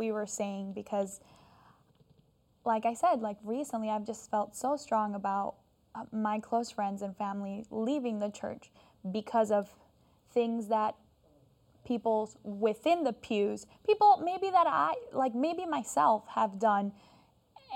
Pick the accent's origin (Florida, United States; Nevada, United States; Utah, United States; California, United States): Florida, United States; I grew up in Florida